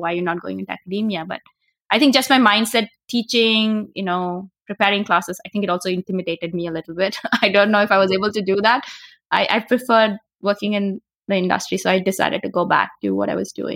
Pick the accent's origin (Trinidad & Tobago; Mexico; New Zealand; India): India; moved away as an adult; now in United States; I'm originally from India. I came to the U, I studied physics in India, my bachelor's and master's is in physics. And I came to graduate school to the U S